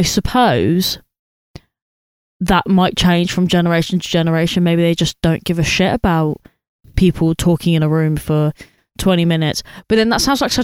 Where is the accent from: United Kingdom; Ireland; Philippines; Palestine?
United Kingdom; Luton, East of England; moved away; back in my hometown